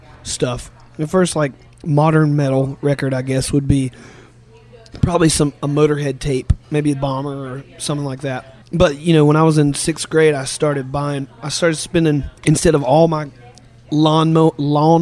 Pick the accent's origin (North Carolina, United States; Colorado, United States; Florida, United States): North Carolina, United States; North Carolina mountains, United States; born or raised there; moved away as an adult; now in Richmond, United States